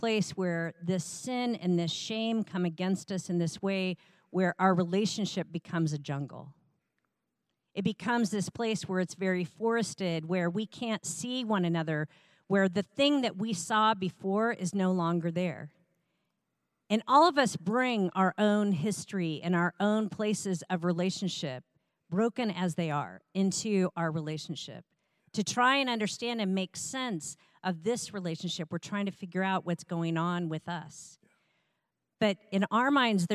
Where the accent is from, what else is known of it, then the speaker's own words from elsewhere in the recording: Iowa, United States; I was raised in the Midwest in Iowa